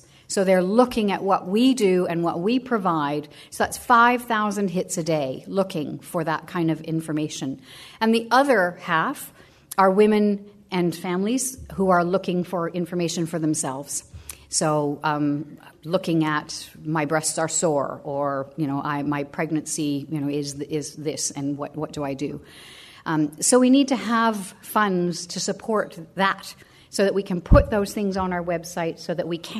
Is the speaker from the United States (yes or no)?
no; Canada; now in Australia; I'm Canadian